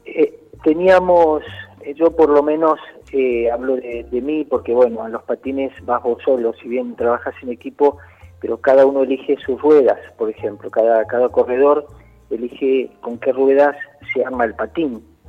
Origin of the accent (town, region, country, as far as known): Argentina